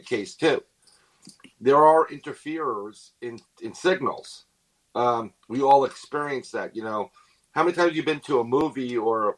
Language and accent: English; New York City, New York, United States; being born and raised in New York City